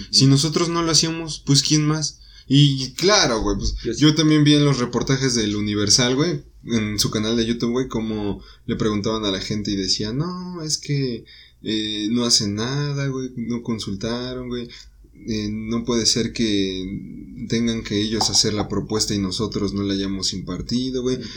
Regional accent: Mexico; Nosotros como ciudadanos mexicanos

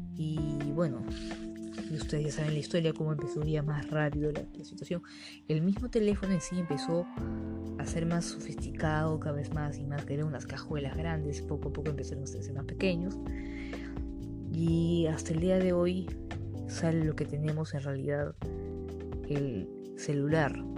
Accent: Peru

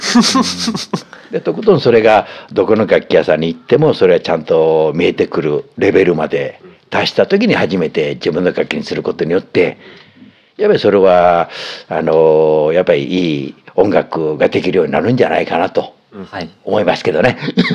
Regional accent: Kobe, Hyogo, Japan; 私が地元が神戸の方なんで

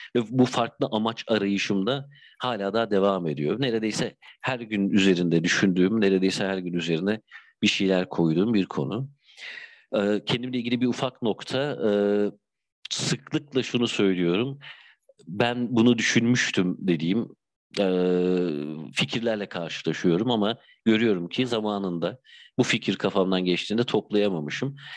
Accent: Bandırma, Balıkesir, Turkey; also born or lived in Bursa / Istanbul; now in Izmir, Turkey; Bandırma doğumluyum benim için önemli bir yer memleketim

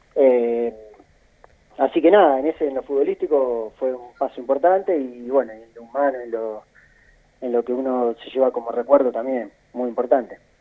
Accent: Junín, Buenos Aires Province, Argentina; also born or lived in Chile / Colombia; yo soy de Junín y ya me instalé en Junín

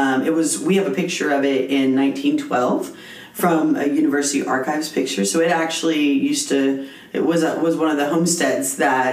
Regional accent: Las Cruces, New Mexico, United States; I was born and bred in Las Cruces.

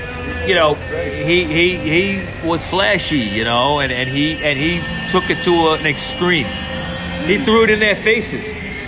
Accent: New York City, New York, United States; Look, my whole family is from Bushwick. Okay, I was born in Bushwick in Brooklyn. Okay, and my whole family grew up there.

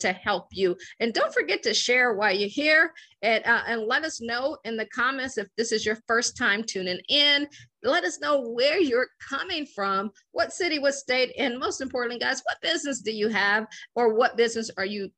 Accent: Akron, Ohio, United States; moved away as an adult; also born or lived in Washington, D.C. / Baltimore / Boston; I'm from Akron, Ohio. I always joke and say I grew up shy, sheltered, in church basically 6 days a week

